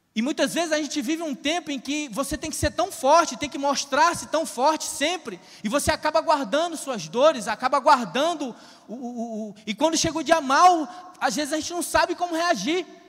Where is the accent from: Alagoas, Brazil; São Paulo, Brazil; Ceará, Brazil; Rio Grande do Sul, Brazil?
Ceará, Brazil; interior of; eu sou cearense do interior do interior do estado do Ceará, então se sai um oxe, um vixe aqui, você não, não entenda mal